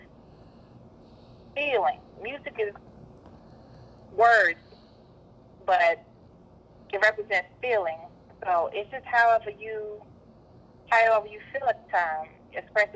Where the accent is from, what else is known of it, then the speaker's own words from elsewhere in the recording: North Carolina, United States; also born or lived in Virginia; I was born in Virginia, raised in North Carolina